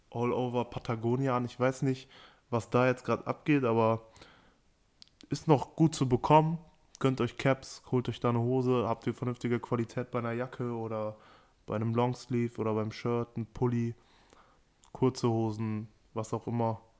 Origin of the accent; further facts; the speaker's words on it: Amstetten, Lower Austria, Austria; also ich komme aus Amstetten und da, ich weiß nicht warum, aber irgendwie, es gab Leute, die sind für Nike SB gefahren